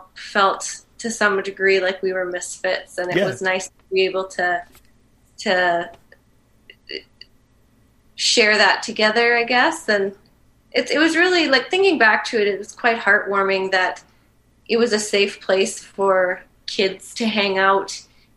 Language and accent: English; Manitoba, Canada; I'm from Manitoba